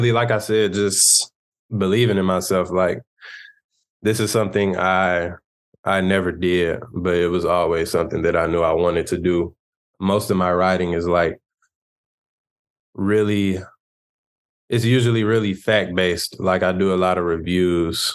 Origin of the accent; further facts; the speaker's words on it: Chicago, Illinois, United States; I'm from Chicago.